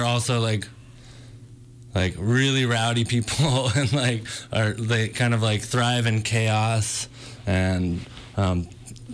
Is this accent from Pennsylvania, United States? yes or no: no; Northern California, United States; Originally from Northern California